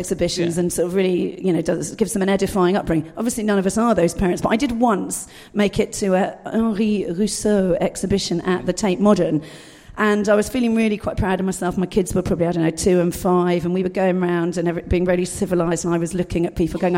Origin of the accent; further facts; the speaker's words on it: Dorset, South West England, United Kingdom; I was brought up in Dorset, rural Dorset